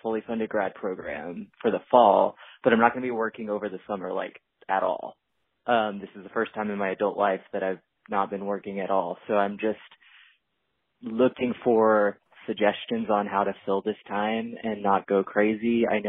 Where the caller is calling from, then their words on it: Atlanta, Georgia, United States; from Atlanta